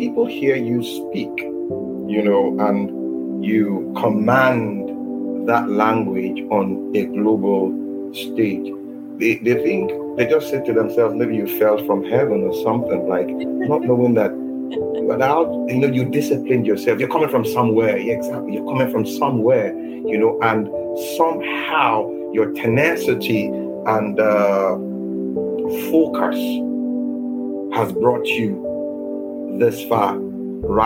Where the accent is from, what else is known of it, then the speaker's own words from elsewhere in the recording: Kalabari, Rivers State, Nigeria; I'm from Calabari, from River State, the southern part of Nigeria